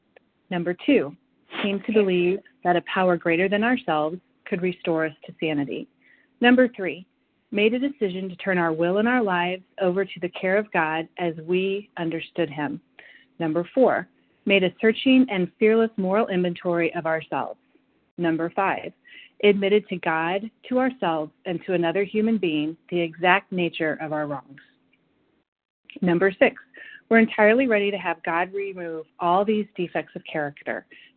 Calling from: Chicago, Illinois, United States; I'm calling in from Chicago, Illinois.

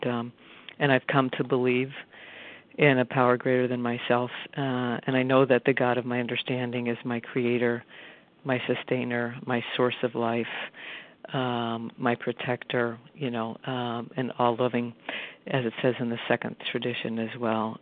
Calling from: Arlington, Massachusetts, United States; from Arlington, Massachusetts.

